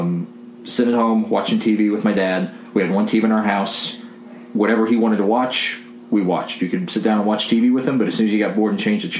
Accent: White County, Illinois, United States; I grew up in White County, Illinois

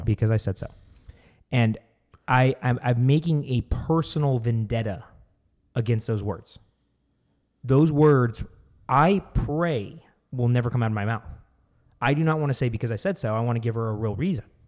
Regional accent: Arizona, United States; we are from Arizona

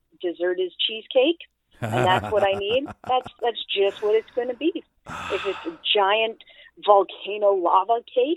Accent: Canada; I'm Canadian

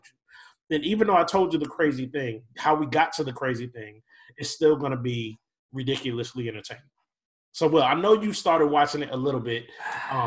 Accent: Minneapolis, Minnesota, United States; I grew up in South Minneapolis and lived a fairly whatever city life

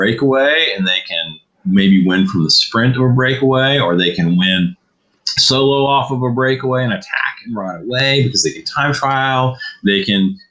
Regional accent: Virginia, United States; I'm from Virginia

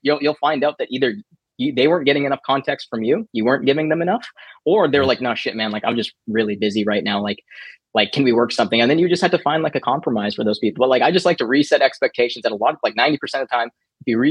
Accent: Canada; I'm from Canada

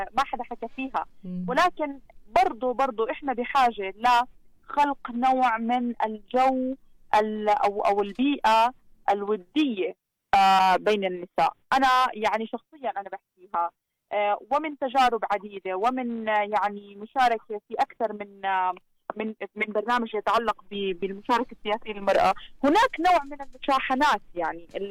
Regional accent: Jordan; عندنا في الاردن

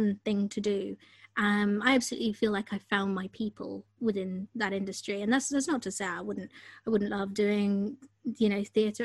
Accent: London, United Kingdom; growing up in London

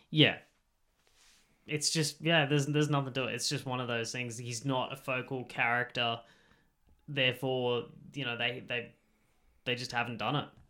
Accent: Australia; accent: Australian; with our accent

